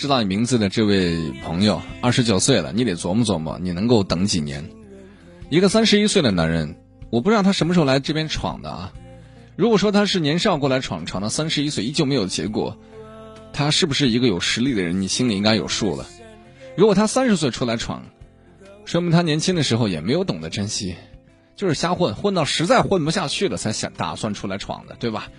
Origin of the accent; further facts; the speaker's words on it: Northwest China, China; now in Hunan, China; 我还是一男的呢，啊，我从大西北来到了湖南，我父母从来没管过